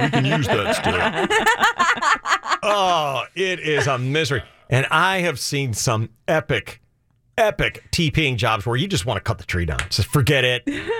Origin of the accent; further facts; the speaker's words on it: Chicago, Illinois, United States; Where I grew up in Chicago